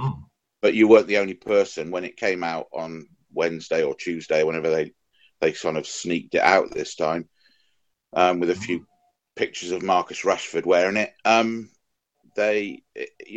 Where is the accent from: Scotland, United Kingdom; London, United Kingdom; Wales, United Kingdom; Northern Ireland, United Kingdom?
Wales, United Kingdom; for me as a Welshman